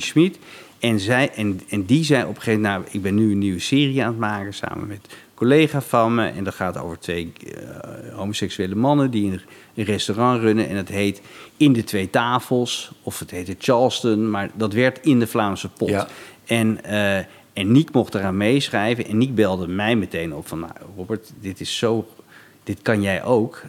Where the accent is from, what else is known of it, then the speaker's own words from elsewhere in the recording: Laren, North Holland, Netherlands; ik kwam uit de buurt van Hilversum